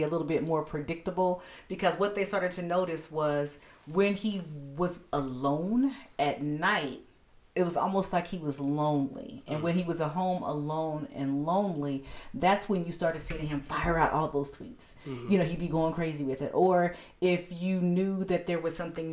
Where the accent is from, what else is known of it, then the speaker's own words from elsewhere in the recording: United States; as American people